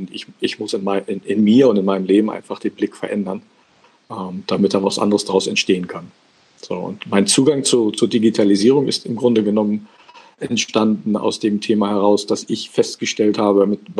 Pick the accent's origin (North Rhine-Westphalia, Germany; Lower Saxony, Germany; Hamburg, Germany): Hamburg, Germany; born there; ich bin geboren tatsächlich in Hamburg